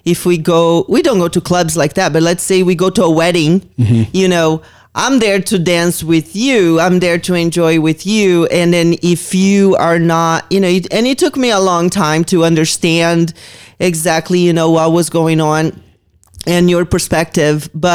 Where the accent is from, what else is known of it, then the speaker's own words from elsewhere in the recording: Brazil; moved away as an adult; now in Las Vegas, United States; I grew up in Brazil. Like I was going to clubs when I was 13 years old. Mm-hmm. By the time I moved here and I was 20